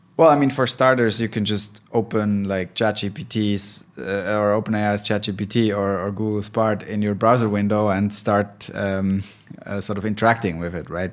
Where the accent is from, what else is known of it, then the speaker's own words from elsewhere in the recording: Switzerland; now in Berlin, Germany; I'm originally from Switzerland, but been living in Berlin for a long time, so almost German.